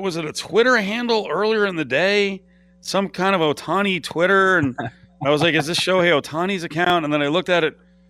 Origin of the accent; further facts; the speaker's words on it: New Jersey, United States; moved away; my home state of New Jersey